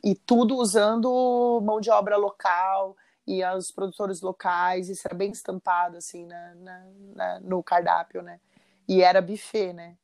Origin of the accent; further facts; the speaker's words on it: São José dos Campos, São Paulo, Brazil; now in Florianópolis, Brazil; eu sou de São José dos Campos